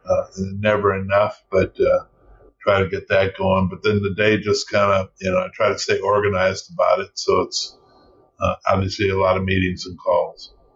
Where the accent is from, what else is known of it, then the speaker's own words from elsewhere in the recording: Seattle, Washington, United States; also born or lived in Louisiana (family roots); now in Los Angeles, United States; I grew up in Seattle